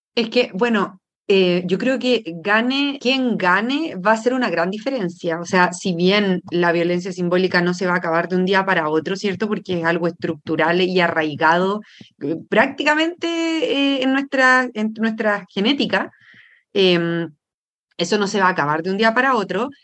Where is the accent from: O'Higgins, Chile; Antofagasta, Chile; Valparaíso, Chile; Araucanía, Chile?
Valparaíso, Chile; San Antonio; now in Santiago, Chile; yo nací, y crecí en San Antonio, un puerto pequeño, bueno, el, uno de los puertos más grandes de Chile